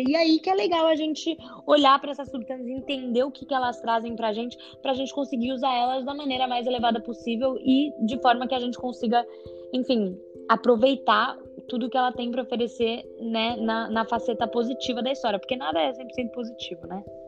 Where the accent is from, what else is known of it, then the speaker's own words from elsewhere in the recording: São Paulo, Brazil; moved away as an adult; now in Hawaii, United States; eu sou de São Paulo, do Brasil, mas já faz dois anos que eu moro aqui no Havaí.